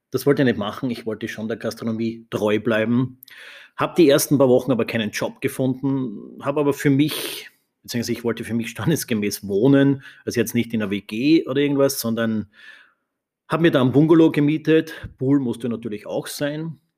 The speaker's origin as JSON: {"language": "German", "region": "Styria", "country": "Austria", "tie": "born or raised there", "said": "aufgewachsen in der Steiermark in Österreich. Meine Großeltern hatten ein Gasthaus, eine Gastwirtschaft"}